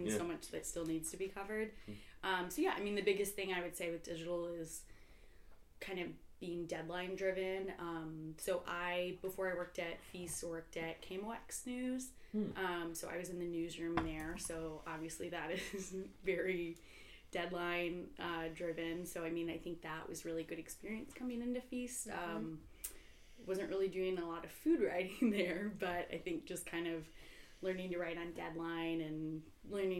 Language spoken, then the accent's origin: English; St. Louis, Missouri, United States; I grew up in St. Louis.